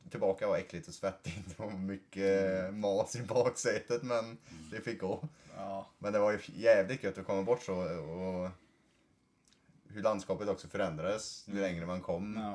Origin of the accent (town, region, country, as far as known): Sweden; moved away as an adult; now in Norway